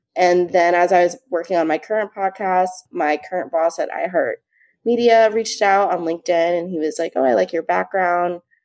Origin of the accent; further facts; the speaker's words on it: New Jersey, United States; I'm from New Jersey.